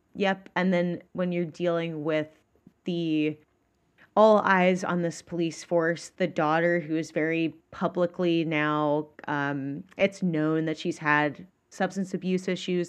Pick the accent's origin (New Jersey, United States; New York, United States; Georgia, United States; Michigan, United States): Georgia, United States; I'm from Georgia